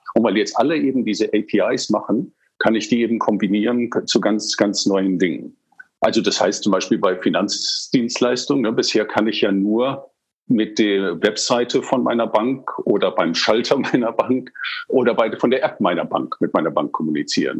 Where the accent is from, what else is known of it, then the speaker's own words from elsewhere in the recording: England, United Kingdom; now in Germany; Also ich bin in England aufgewachsen